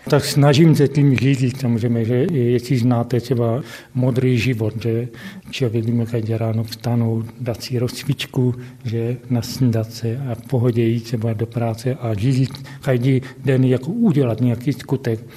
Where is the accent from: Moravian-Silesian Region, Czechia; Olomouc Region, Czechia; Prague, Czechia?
Moravian-Silesian Region, Czechia; Havířov; also born or lived in Karviná; já jsem se sice nenarodil, jsem se v Havířově, protože tady ještě v Havířově nemocnice nebyla, narodil jsem se v Karviné, ale bydlím Od roku šedesát pět na Vyžově